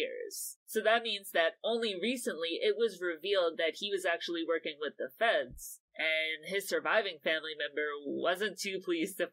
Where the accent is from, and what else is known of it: United States; born or raised there